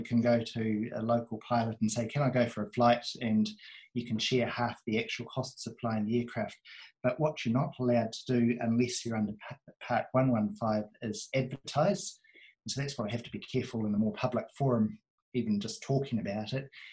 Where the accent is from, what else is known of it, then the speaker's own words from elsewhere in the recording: near Ardmore, Auckland, New Zealand; when I was a baby, I was brought up near Ardmore